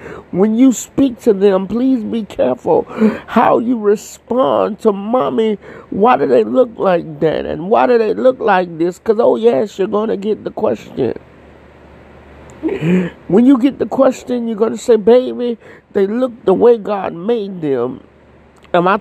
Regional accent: Florida, United States; I'm from Florida.

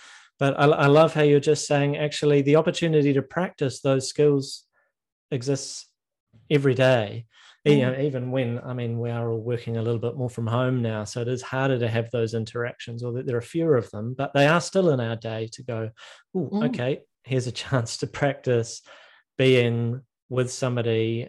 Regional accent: Christchurch, Canterbury, New Zealand; you're talking to somebody born and raised in Christchurch, New Zealand.

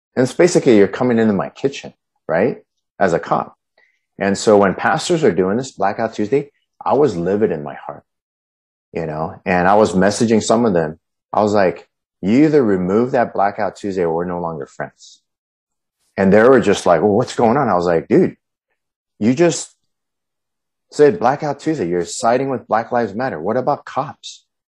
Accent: Huntington Beach, California, United States; moved away; also born or lived in Colorado; I grew up in Huntington Beach, just right down the road.

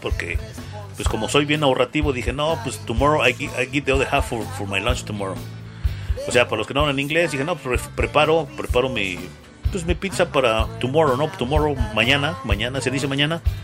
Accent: Mexico; que tenemos los mexicanos

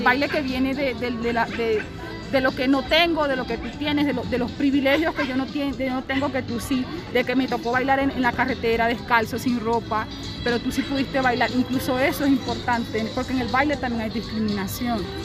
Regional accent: Venezuela; now in Bogotá, Colombia; Siendo yo mujer, venezolana y negra

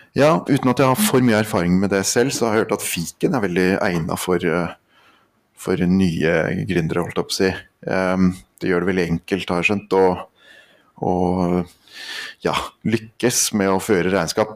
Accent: Andenes, Nordland, Norway; also born or lived in Lillehammer; Jeg kommer fra Andenes oppe i nord, eh, Vesterålen

